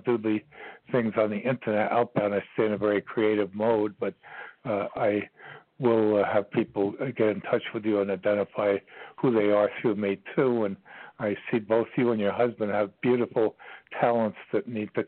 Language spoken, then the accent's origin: English; New York City, New York, United States; now in Virginia, United States; I was born in New York.